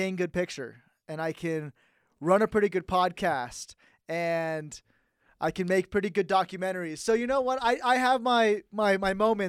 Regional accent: San Jose, California, United States; now in Reno, United States; I grew up in the San Jose area

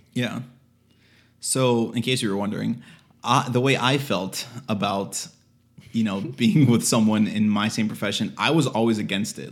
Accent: Miami, Florida, United States; we're actually both from Miami

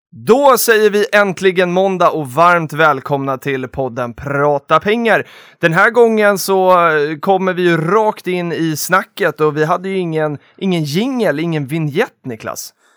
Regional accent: Stockholm, Stockholm County, Sweden; jag är ju underrepresenterad som stockholmare här inne idag

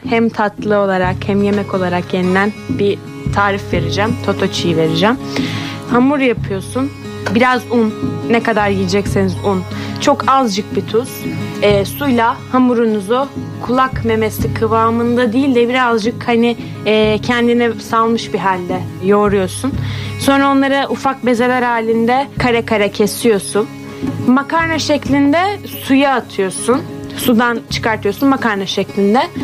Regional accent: Rize Province, Turkey

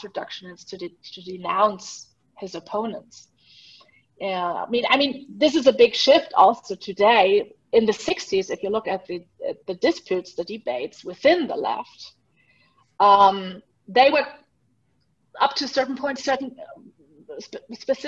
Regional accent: Germany; now in Switzerland; When I was little, growing up in Germany

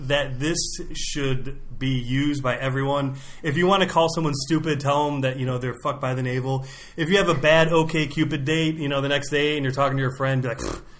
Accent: Ohio, United States; I'm a hillbilly from Ohio

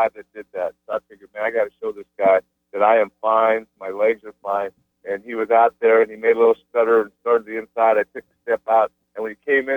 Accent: United States; I'm an American. I was born in the United States

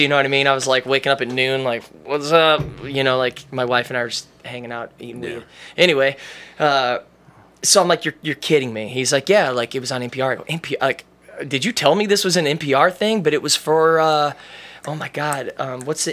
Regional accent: Amherst, Ohio, United States; I was like, Amherst

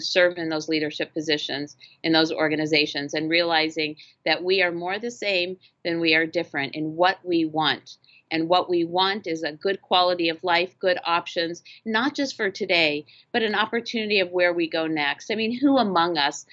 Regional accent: Phoenix, Arizona, United States; Phoenix is unique. It's my hometown

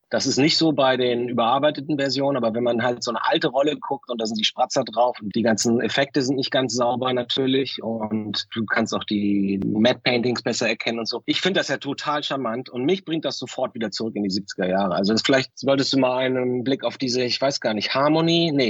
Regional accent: Lübeck, Schleswig-Holstein, Germany; bei uns in Lübeck.

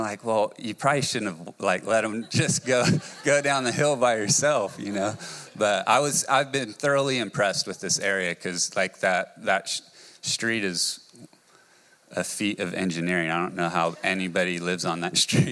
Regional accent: California, United States; now in Pismo Beach, United States; I grew up, was born and raised in California, a little town called Orchid.

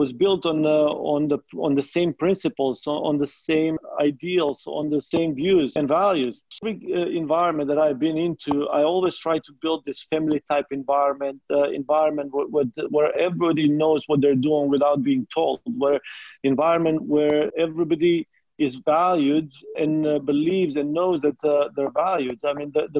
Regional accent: North Macedonia; moved away as an adult; also born or lived in Midwest, United States; now in United States; even though I'm coming from Macedonia, I consider myself a Midwestern. Being here for 20 years

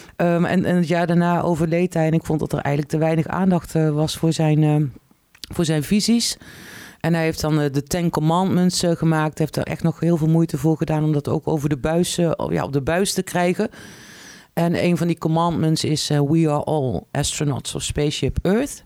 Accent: Tilburg, North Brabant, Netherlands; also born or lived in Vlissingen / Den Helder; now in Arnhem, Netherlands; ik kom oorspronkelijk uit Tilburg

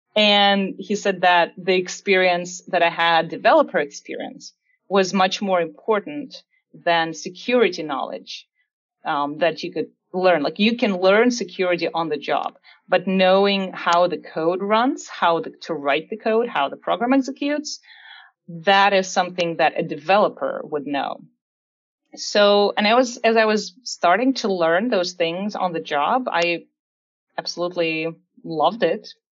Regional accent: Siberia, Russia; English is a second language; moved away as an adult; now in United States; as I was looking for different colleges in my hometown in Siberia

